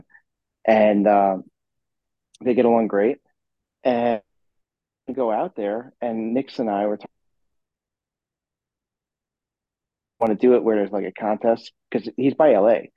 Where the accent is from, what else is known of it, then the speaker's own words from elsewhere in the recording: Bahamas; moved away; I'm actually in my home country right now. I'm in the Bahamas